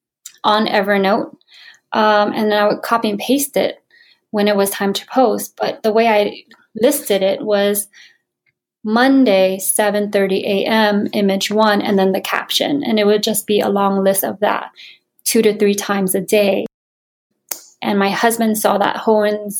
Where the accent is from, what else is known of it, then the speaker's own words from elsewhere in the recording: Hawaii, United States; moved away; also born or lived in Florida / New York City; I'm originally from Hawaii